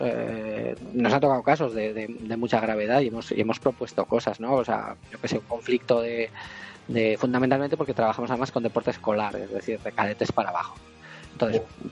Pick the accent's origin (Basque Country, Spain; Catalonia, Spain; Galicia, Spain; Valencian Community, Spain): Basque Country, Spain; Vitoria-Gasteiz; nosotros somos de Vitoria